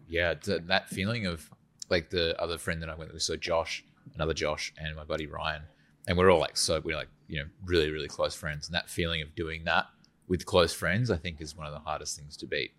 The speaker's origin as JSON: {"language": "English", "region": "Western Australia", "country": "Australia", "moved": "yes", "said": "I'm from Western Australia, so it's very flat."}